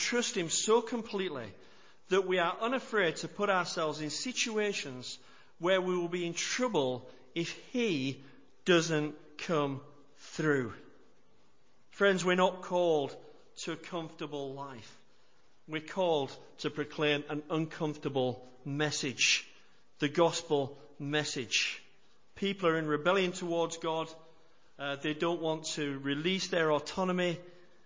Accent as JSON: {"language": "English", "country": "United Kingdom", "said": "we're British, we don't like to do anything that makes others feel uncomfortable either"}